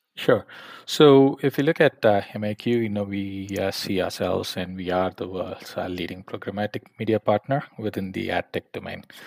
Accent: Coimbatore, Tamil Nadu, India; moved away as an adult; also born or lived in Arizona, United States / California, United States / London, United Kingdom; I'm essentially from Coimbatore, so Tamil Nadu, so born and brought up there

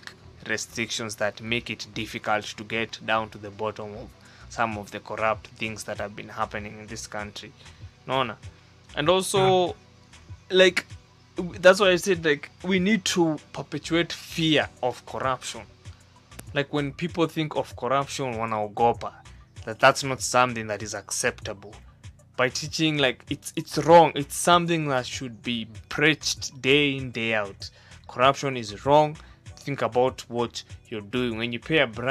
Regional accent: Central Province, Kenya; I come from Central, so the people that I am around are mostly the people from the tribe people from, I mean, the Kikuyus and all those people from Central

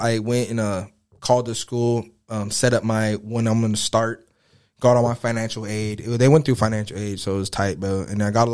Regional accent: Los Angeles, California, United States; also born or lived in Oregon; I grew up in Harbor City

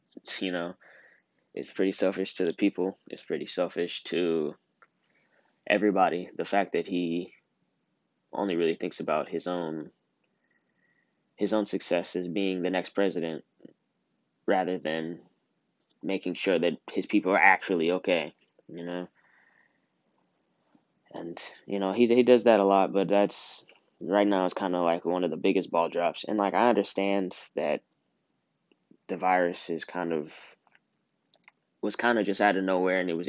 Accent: United States

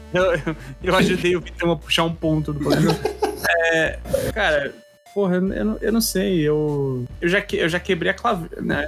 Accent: São Paulo, Brazil; como paulista

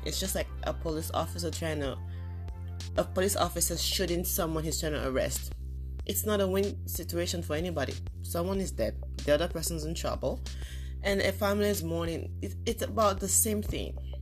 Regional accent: Nigeria; moved away as an adult; now in United States; I grew up in Nigeria, at least up till I was in my 20s

